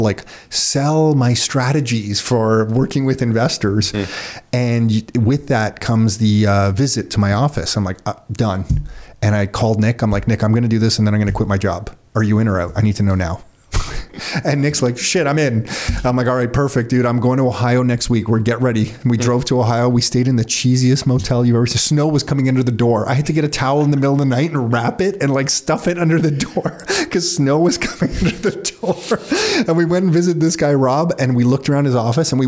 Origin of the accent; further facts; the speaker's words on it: Mississauga, Ontario, Canada; also born or lived in Oakville; I grew up in Mississauga, lived in Oakville